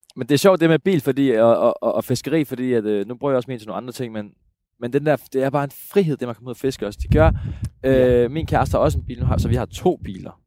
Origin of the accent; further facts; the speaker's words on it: Jutland, Denmark; Jeg er jo, jeg er jo rigtig jyde